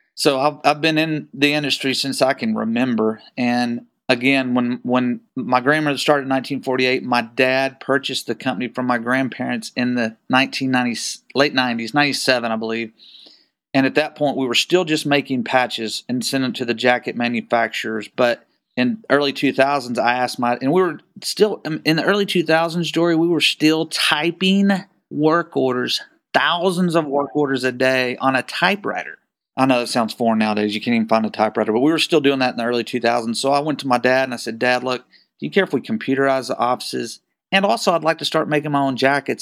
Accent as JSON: {"language": "English", "town": "Waco", "region": "Texas", "country": "United States", "tie": "born or raised there", "said": "I was born and raised in Waco, Texas. and, uh, still live here"}